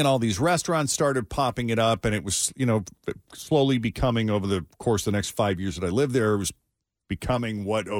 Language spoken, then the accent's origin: English; Lexington, Massachusetts, United States; moved away; I went back to my hometown just outside Boston, Lexington, Massachusetts